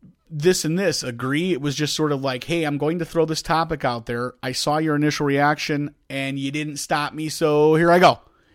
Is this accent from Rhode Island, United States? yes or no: yes; Rhode Island, United States; Like, you're from Chicago. I'm from Rhode Island.